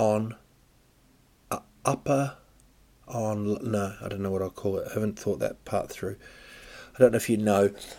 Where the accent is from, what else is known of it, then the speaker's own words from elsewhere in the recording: Rotorua, Bay of Plenty, New Zealand; moved away; also born or lived in England; It's in Rotorua. It's my hometown, really. I was born in England, but this is where I went to school and stuff in New Zealand.